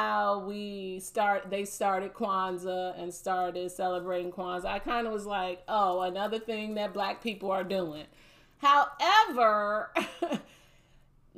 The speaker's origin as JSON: {"language": "English", "town": "Gary", "region": "Indiana", "country": "United States", "tie": "born or raised there", "also_born_or_lived": "Chicago, Illinois", "said": "I grew up in Gary, Indiana, and it was a all-black community. But when I was a child growing up in elementary school, I was in Chicago, south side of Chicago, black neighborhood."}